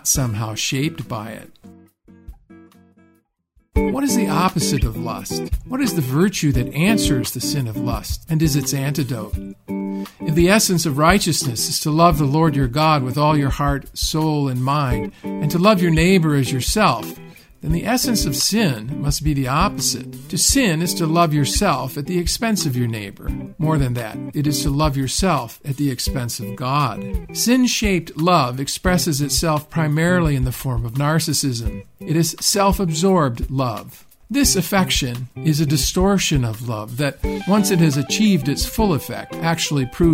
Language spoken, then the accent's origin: English; Rust Belt of the Midwest, United States; I was just a kid growing up in the Rust Belt of the Midwest